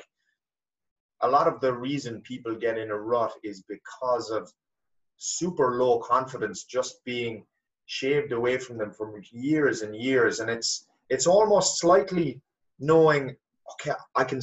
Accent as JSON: {"language": "English", "country": "Ireland", "tie": "born or raised there", "said": "growing up in Ireland"}